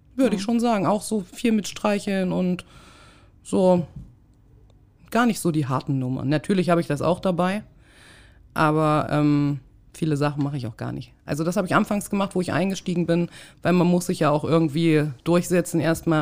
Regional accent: Thuringia, Germany; moved away; also born or lived in Hamburg; Ich komme ja aus Thüringen, aus dem Osten

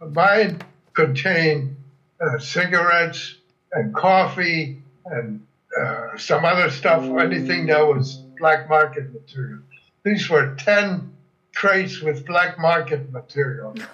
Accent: Germany; born there; first language German; English is a second language; now, they, nobody ever knew I was born in Germany. Whenever I explained it, I said, well, my, my parents were born in Germany and we spoke German at home.

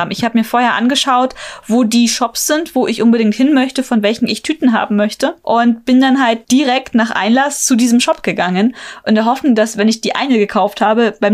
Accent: Germany; Lucky Bag sagt man bei uns in Deutschland.

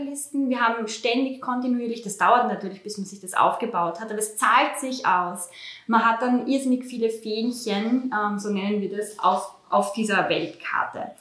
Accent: Austria; bei uns in Österreich

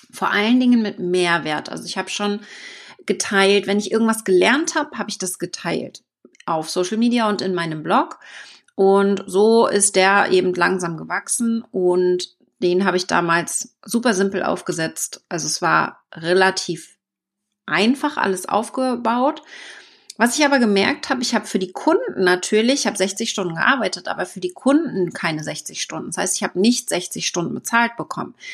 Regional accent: Wittenförden, Mecklenburg-Vorpommern, Germany; also born or lived in New Zealand; Und 2012 ging es dann nach Neuseeland direkt zurück nach Deutschland in mein Heimatdorf nach Wittenförden in Mecklenburg-Vorpommern.

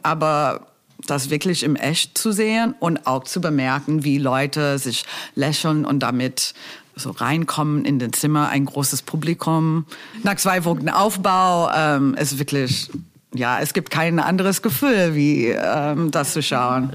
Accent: United States; German is a second language; moved away as an adult; also born or lived in Berlin; ich komme aus den U S

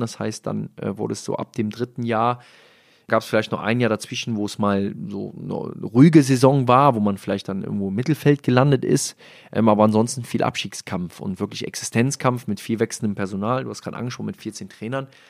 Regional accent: Rhineland, Germany; Als Rheinländer

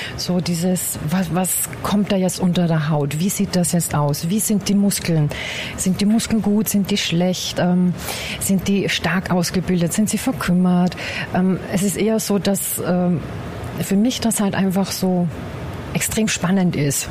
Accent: Bad Ischl, Upper Austria, Austria; now in Guben, Germany; Ich komme ursprünglich aus Oberösterreich, aus Bad Ischl, um genau zu sein.

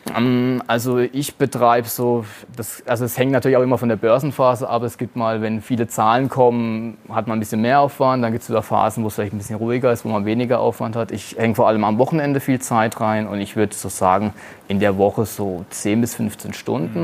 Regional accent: Germany; als Deutscher

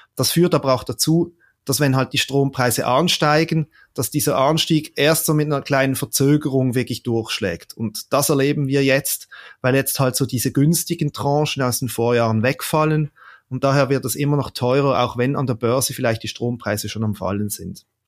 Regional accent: Switzerland; bei uns in der Schweiz

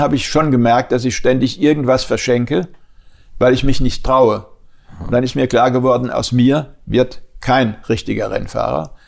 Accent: Germany; ich als Deutscher

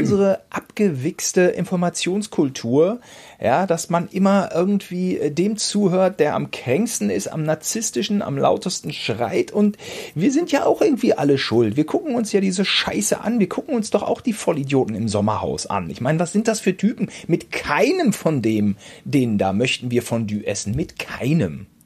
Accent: Germany; als Deutscher

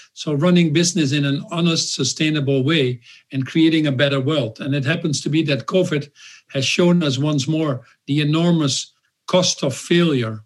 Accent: Netherlands; I was born in the Netherlands a little bit 10 years after World War II.

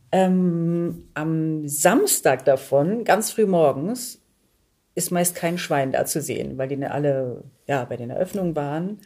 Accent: Germany; ich bin hier sozialisiert und so ja. gesehen bin ich dann wahrscheinlich eher eine Deutsche

